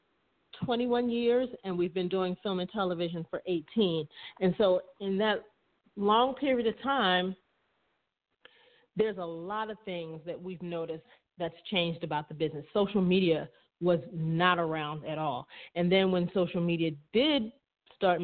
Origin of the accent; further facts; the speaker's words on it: Maryland, United States; moved away; also born or lived in Atlanta; my sister and I are from, we're from Maryland